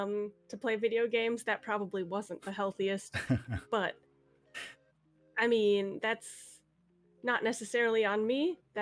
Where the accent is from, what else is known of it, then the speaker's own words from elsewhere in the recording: California, United States; born there; I was, yeah. I was born in Cali.